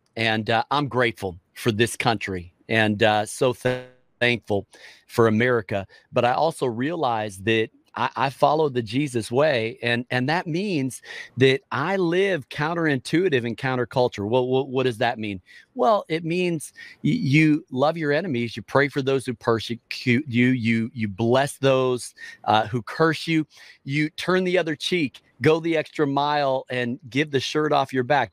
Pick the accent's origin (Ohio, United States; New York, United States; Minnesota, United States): Minnesota, United States; Minneapolis; moved away as an adult; also born or lived in Chicago, Illinois; now in Washington, D.C., United States; I was born in Minneapolis. And so I, I grew up uh, in the Midwest